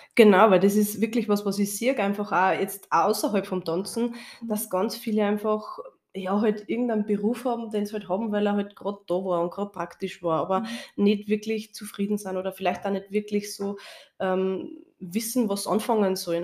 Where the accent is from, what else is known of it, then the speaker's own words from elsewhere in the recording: Austria; bei uns in Österreich